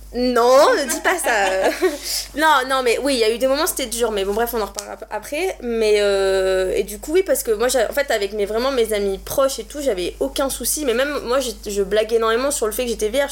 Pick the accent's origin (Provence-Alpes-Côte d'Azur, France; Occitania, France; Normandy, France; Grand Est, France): Occitania, France; Montpellier; moved away as an adult; now in Paris, France; je viens de Montpellier et je suis partie à Paris